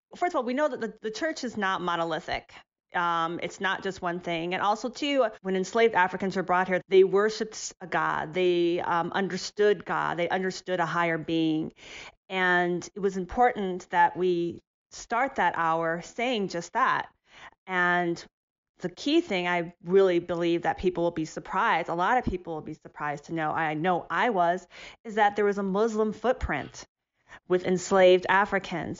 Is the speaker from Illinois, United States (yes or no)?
no; Ohio, United States; growing up in Ohio